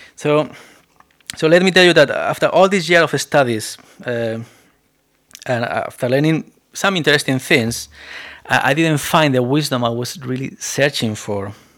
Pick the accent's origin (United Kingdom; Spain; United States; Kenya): Spain; accent: Spanish; English is a second language; moved away; my accent is still very Spanish accent